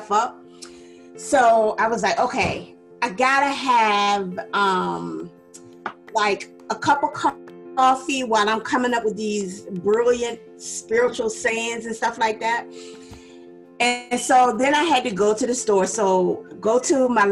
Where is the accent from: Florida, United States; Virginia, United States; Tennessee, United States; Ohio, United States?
Virginia, United States; Ruther Glen; I'm originally from Ruther Glen, Virginia